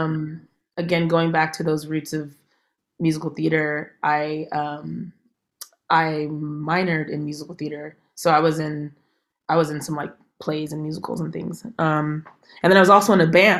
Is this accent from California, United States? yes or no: yes; San Jose, California, United States; I'm from San Jose, California